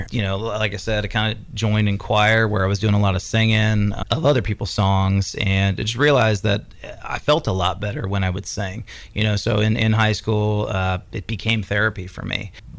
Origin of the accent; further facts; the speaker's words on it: California, United States; Yeah, I moved out here from Northern California a few years ago.